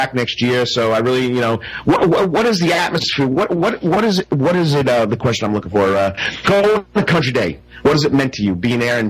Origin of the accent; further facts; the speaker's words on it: East Rockaway, New York, United States; now in Savannah, United States; from East Rockaway, New York. That's my hometown